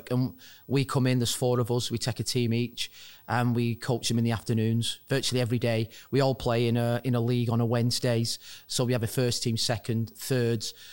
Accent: Wigan, North West England, United Kingdom; Well, it's a rugby town as, as such.

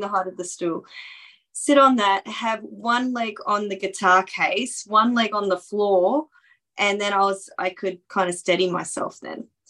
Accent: Townsville, Queensland, Australia; my hometown

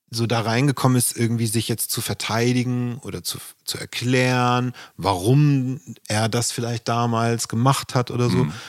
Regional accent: Flensburg, Schleswig-Holstein, Germany; Musik hatte in Flensburg nicht den Wert, jedenfalls in der Gegend, wo ich aufgewachsen bin

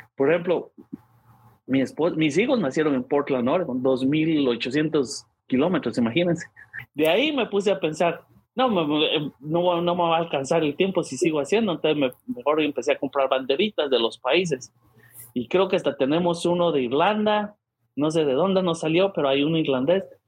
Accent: San Pedro Carchá, Alta Verapaz, Guatemala; now in St. Louis, United States; en mi pueblo, todos los que éramos fanáticos habíamos nacido ahí

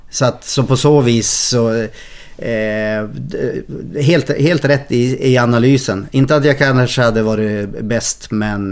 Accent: Umeå, Västerbotten County, Sweden; jag är från Umeå

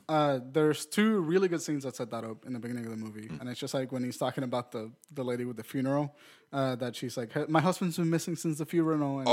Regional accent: Puerto Rico; I was from Puerto Rico and I fucking heard about Yoo-hoo.

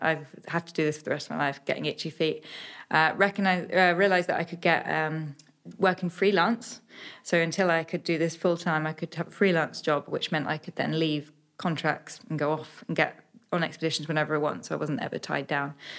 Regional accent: Suffolk, East of England, United Kingdom; only child growing up in Suffolk

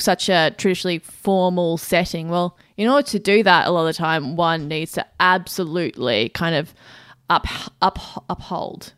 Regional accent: Australia; as an Australian

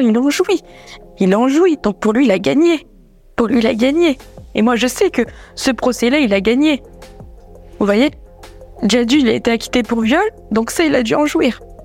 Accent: Limoges, Nouvelle-Aquitaine, France; moved away; ma ville natale, Limoges

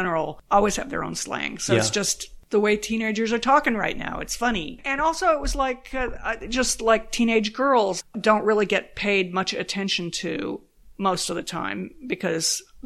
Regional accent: San Diego, California, United States; moved away as an adult; also born or lived in Oakland / New York City / Los Angeles; growing up in San Diego

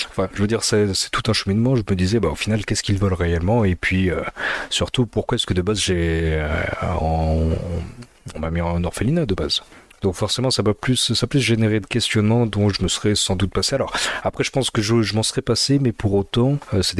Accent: north, Ethiopia; born there; je suis né en Éthiopie, je suis 100% éthiopien, même si je suis un petit peu pâle, hein, c'est parce que je suis dans le nord

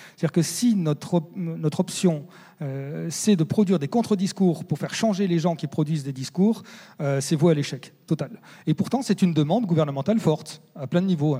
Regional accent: France; chez nous, en France

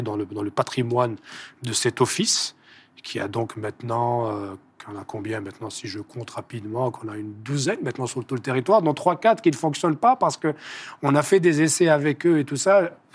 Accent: Algeria; chez nous en Algérie

